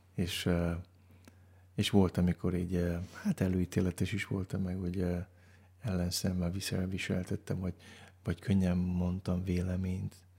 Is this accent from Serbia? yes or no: no; Baia Mare, Transylvania, Romania; egy olyan gyülekezben nőttem fel, ahol annak idején Romániában, Erdélyben